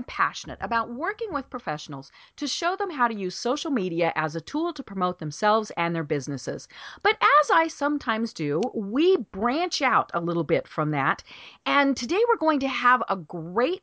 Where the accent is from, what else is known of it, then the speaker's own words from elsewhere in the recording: Colorado, United States; I'm from Colorado